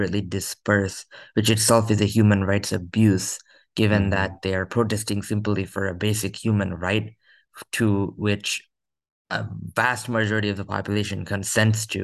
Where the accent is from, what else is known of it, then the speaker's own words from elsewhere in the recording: United States; as an American